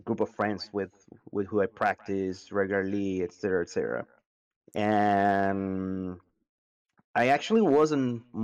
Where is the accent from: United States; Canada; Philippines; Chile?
Chile; Santiago, Santiago Metropolitan Region; I'm from Santiago, Chile, South America, the world